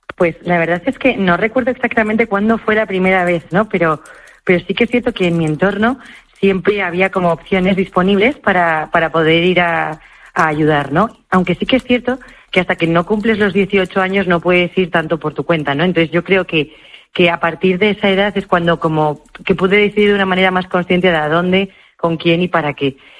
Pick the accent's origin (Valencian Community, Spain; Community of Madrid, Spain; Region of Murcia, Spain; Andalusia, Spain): Community of Madrid, Spain; Madrid; en Madrid, en mi caso, porque yo soy de Madrid